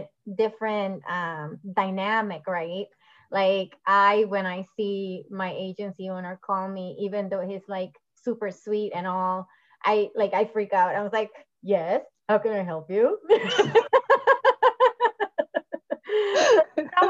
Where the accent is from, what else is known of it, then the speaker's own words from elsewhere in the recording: Puerto Rico; moved away; And when I came from Puerto Rico, that was a big impact for me too. Like, it was a huge cultural impact.